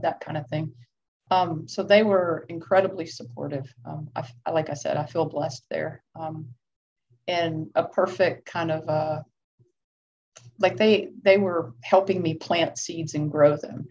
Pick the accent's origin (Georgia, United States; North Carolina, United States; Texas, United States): Georgia, United States; Lilburn; I grew up in Lilburn, Georgia